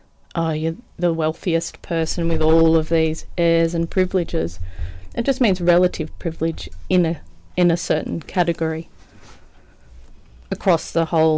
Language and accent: English; Australia; I mean, my experience is obviously being an Australian woman and a white woman